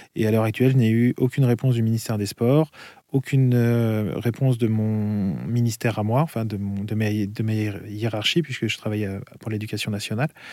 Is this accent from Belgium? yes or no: no; France; je suis français.